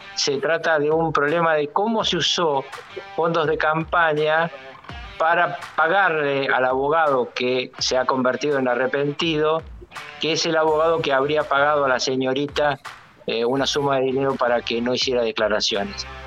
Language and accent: Spanish; Argentina; la situación en mi país es muy complicada